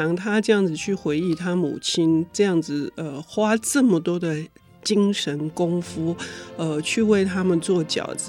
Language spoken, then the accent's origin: Chinese; Taiwan; 就我们我们台湾人喝。